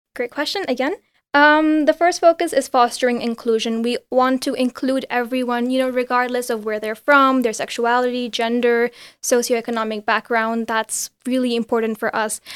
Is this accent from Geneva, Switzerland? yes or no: yes; Geneva, Switzerland; also born or lived in India; I'm from India originally. I grew up in Geneva.